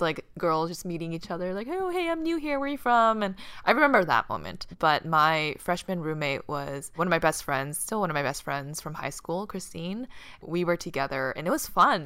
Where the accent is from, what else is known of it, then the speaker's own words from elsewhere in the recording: Boston, Massachusetts, United States; moved away as an adult; also born or lived in California; Boston, I grew up in Boston.